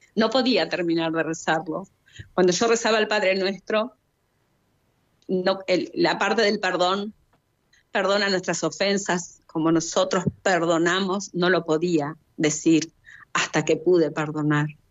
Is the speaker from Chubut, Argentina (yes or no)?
yes; Chubut, Argentina; also born or lived in Rawson, Playa Unión (residence); Soy de Argentina, de la provincia de Chubut. Vivo en su capital, en Rawson, Playa Unión